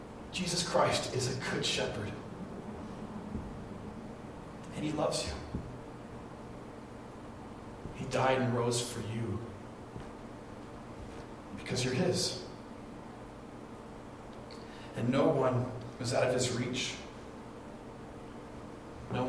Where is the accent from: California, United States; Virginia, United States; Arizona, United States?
California, United States; Orange County; When I was little, we grew up in the Orange County area of California